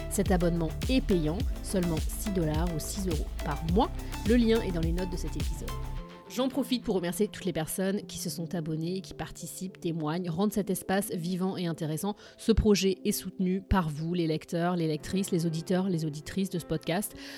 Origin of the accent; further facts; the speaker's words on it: France; moved away as an adult; now in Boston, United States; je suis française, je vis aux États-Unis, à Boston, depuis un peu plus de 10 ans